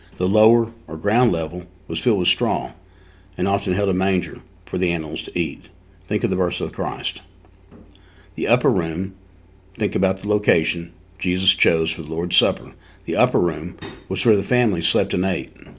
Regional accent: East Tennessee, United States; growing up in East Tennessee as a boy

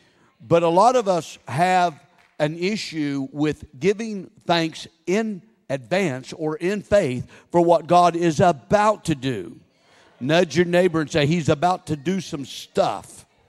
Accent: Oklahoma, United States; also born or lived in Texas; I grew up in Texas, born in Texas, raised in Oklahoma

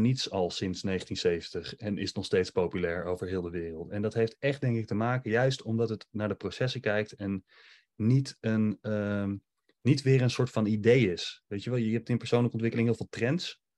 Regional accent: Netherlands; wij als Nederlanders

